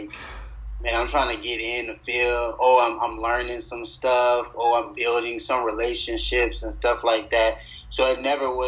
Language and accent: English; Louisiana, United States; moved away as an adult; now in Texas, United States; I'm from Louisiana, who dat all the way